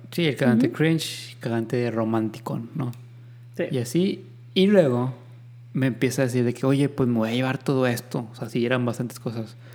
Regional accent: Mexico; somos mexicanos

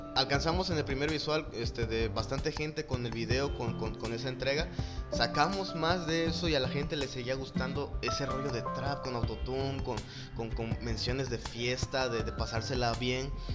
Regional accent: Juchitán de Zaragoza, Oaxaca, Mexico; nosotros somos de acá de Juchitán, tenemos conocimiento del zapoteco

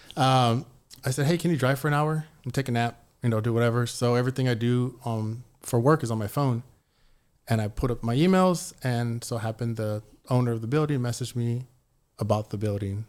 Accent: San Antonio, Texas, United States; I grew up in San Antonio

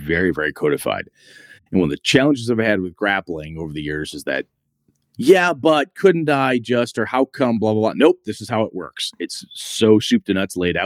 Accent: Wausau, Wisconsin, United States; my Big Bull Falls, which is my hometown of Wausau

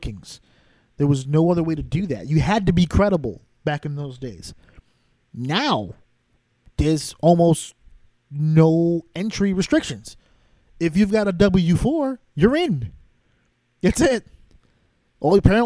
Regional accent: New York, United States; also born or lived in Connecticut; I'm from New York. Spent a lot of my time also in Connecticut

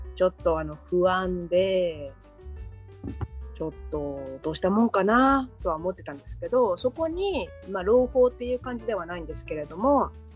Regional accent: Kanto, Japan; moved away as an adult; now in Montreal, Canada; 関東出身の私

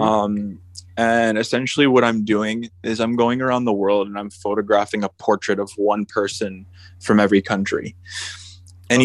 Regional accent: upstate New York, United States; right now, I'm in my hometown in upstate New York.

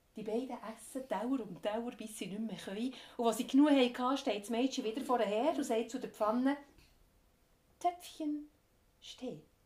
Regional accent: Switzerland; ich komme aus der Schweiz

